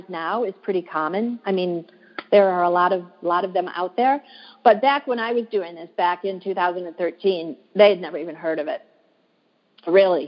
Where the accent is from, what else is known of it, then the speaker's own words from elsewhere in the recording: Michigan, United States; moved away as an adult; now in Washington, D.C., United States; I live in Washington, D.C. now, but I'm originally from Michigan. And growing up in Michigan